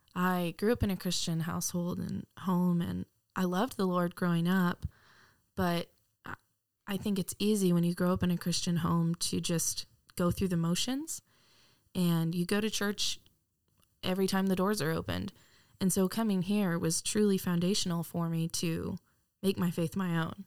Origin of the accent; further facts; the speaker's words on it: Wylie, Texas, United States; I'm from Wiley, Texas. Grew up in Texas my entire life